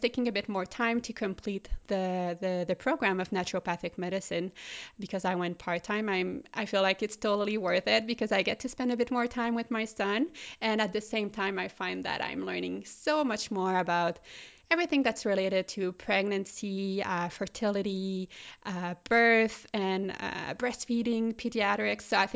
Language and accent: English; Quebec City, Quebec, Canada; English is a second language; moved away; also born or lived in Melbourne, Australia / Munich, Germany; I studied in Quebec City, which is the French-speaking province of Canada, in case you're wondering where my accent is coming from.